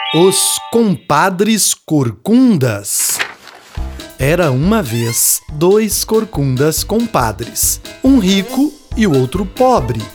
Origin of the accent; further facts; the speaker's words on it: Minas Gerais, Brazil; Minha mãe fez um bornal jornal para eu levar meu material para a escola quando eu era pequeno, lá em Minas